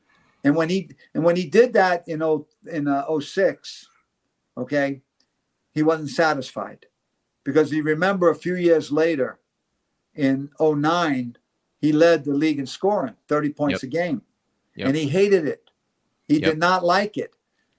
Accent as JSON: {"language": "English", "region": "New York", "country": "United States", "lives_now": "Miami, United States", "said": "I'm not from here. I'm from New York."}